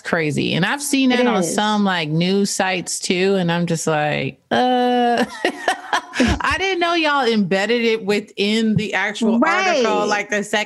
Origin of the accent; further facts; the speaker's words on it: United States; as an American